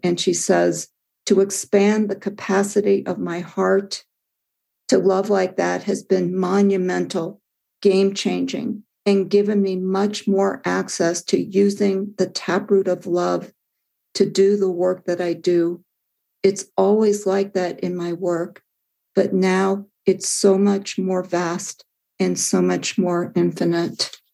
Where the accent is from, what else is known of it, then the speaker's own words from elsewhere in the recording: Midwest, United States; as a child, I grew up in the Midwest